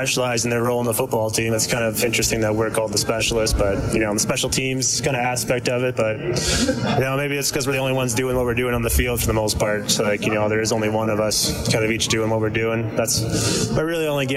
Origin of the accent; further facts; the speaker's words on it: Edmonton, Alberta, Canada; back in Edmonton, my hometown